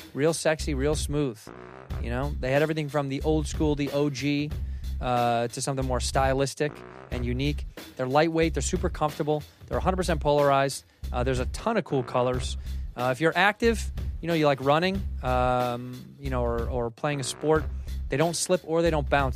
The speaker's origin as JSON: {"language": "English", "town": "Chicago", "region": "Illinois", "country": "United States", "tie": "born or raised there", "said": "I grew up in Chicago"}